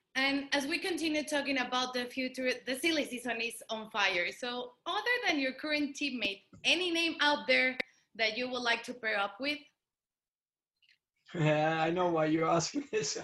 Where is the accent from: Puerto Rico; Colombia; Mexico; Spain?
Mexico; a mí como mexicana